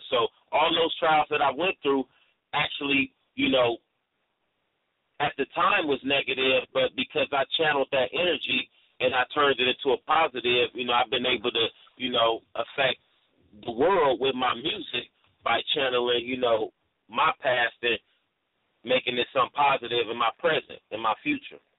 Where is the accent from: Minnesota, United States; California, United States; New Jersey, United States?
California, United States; Oakland; also born or lived in East Peoria; I was born in East Oakland in the um the eighties, the middle of the crack era, so it was uh like like little Vietnam down there.